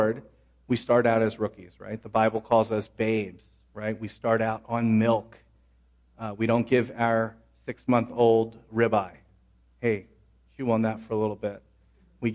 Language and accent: English; Philadelphia, Pennsylvania, United States; moved away; I grew up in Philadelphia